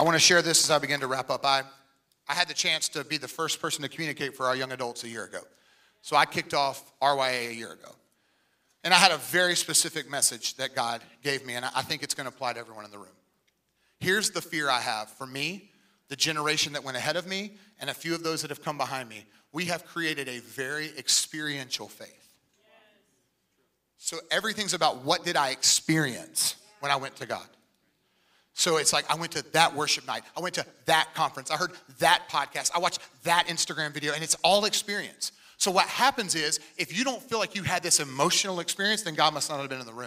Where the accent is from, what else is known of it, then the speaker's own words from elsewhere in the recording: Wilmington, United States; moved away as an adult; now in Tampa, United States; my hometown of Wilmington